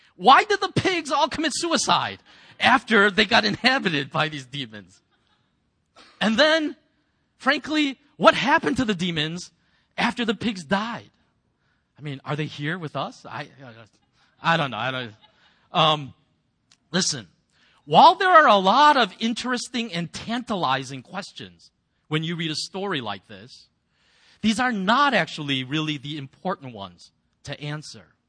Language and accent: English; United States; as an American